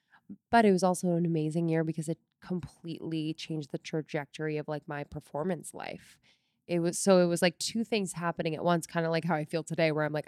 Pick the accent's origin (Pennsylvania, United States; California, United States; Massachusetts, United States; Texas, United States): Pennsylvania, United States; Newtown; I grew up just north of Philadelphia in Bucks County, Pennsylvania, a little town called Newtown. And I was the oldest of four kids.